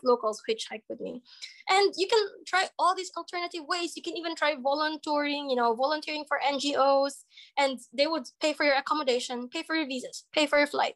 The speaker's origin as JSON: {"language": "English", "country": "Philippines", "moved": "as an adult", "lives_now": "Ukraine", "said": "as a Filipino."}